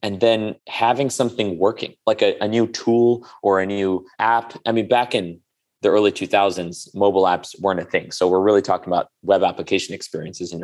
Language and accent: English; New York City, New York, United States; also born or lived in India; I was born in India to immigrant parents. Came to this country when I was 2 and moved to Queens, right next to Shea Stadium.